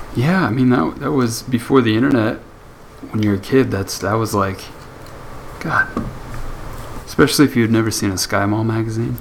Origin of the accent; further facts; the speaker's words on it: United States; being the American that I am